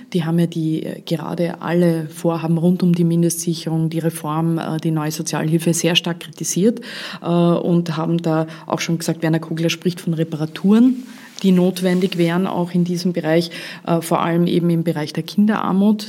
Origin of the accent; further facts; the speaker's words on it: Vorarlberg, Austria; Als Vorarlbergerin